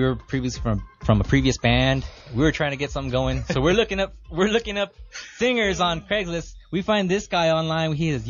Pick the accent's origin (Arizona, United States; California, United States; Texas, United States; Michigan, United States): California, United States; San Gabriel Valley; accent: East LA; San Gabriel Valley.